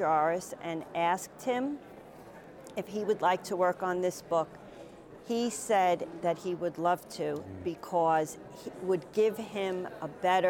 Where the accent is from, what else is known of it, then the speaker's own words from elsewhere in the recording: New York City, New York, United States; accent: New York; also born or lived in Staten Island; Born and raised in Brooklyn